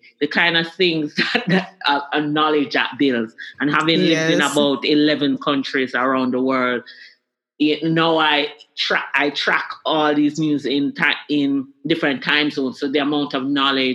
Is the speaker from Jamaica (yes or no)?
yes; Kingston, Jamaica; I grew up in Kingston, Jamaica. I actually grew up in a neighborhood called Swallowfield.